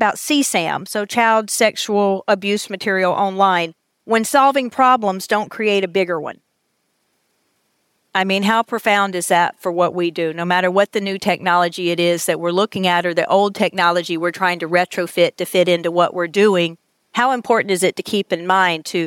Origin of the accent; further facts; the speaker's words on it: the southern United States, United States; I'm from the United States, very particular, the southern part of the United States, where we talk really funny.